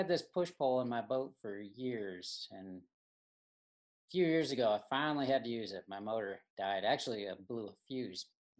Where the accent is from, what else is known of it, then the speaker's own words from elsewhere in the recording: Michigan, United States; moved away; I grew up in Michigan